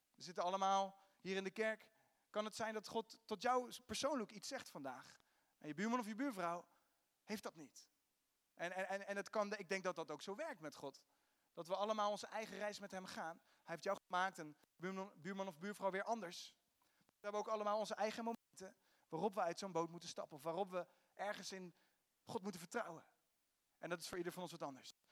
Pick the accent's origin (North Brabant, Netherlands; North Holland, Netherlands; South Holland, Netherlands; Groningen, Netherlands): South Holland, Netherlands; The Hague; accent: Haags; mijn Haagse accent